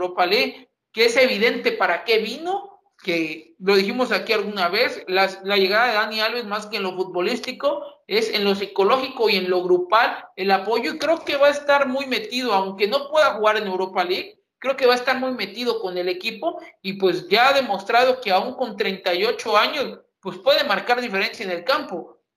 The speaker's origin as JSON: {"language": "Spanish", "country": "Mexico", "said": "que es la que más nos preocupa y la que más nos ocupa, debido a que, pues, somos mexicanos."}